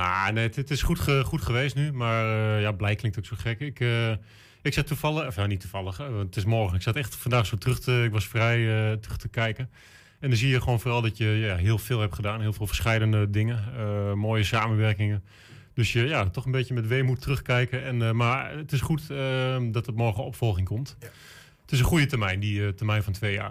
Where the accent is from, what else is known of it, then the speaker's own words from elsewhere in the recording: Enschede, Overijssel, Netherlands; ik ben een Enschedeër